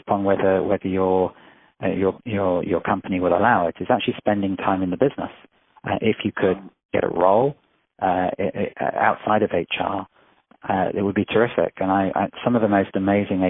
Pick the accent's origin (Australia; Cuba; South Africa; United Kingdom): United Kingdom; England; moved away; also born or lived in Israel; I grew up in England, I spent a lot of my years in Israel